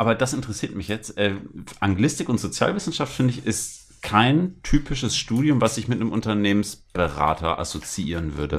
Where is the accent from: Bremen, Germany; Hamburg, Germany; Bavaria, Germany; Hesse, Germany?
Bremen, Germany; ich bin in Bremen aufgewachsen